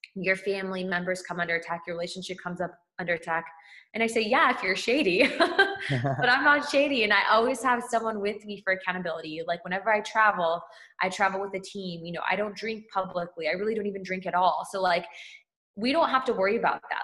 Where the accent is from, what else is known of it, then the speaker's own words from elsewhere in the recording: California, United States; I'm originally from California